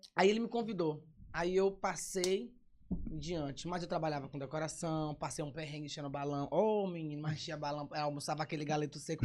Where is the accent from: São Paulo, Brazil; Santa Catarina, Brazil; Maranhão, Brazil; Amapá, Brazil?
Maranhão, Brazil; São Luís; Sou de São Luís, nascido e criado no São Cristóvão